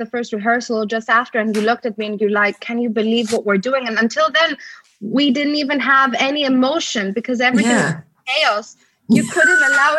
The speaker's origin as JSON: {"language": "English", "country": "Greece", "tie": "born or raised there", "moved": "yes", "lives_now": "United Kingdom", "said": "I was brought up in Greece and my aesthetic was already shaped to a certain extent and my values were shaped in Greece"}